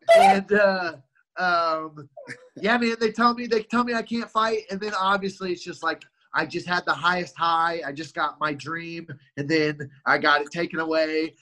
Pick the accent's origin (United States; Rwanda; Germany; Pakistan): United States; Columbia, Missouri; also born or lived in Albuquerque; I grew up in Columbia, Missouri, which is a couple couple hours away